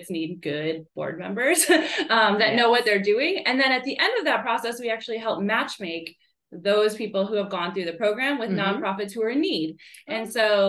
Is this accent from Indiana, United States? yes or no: yes; Northwest Indiana, United States; moved away as an adult; now in Knoxville, United States; I'm originally from the Chicago suburbs, but on the Indiana side, so Northwest Indiana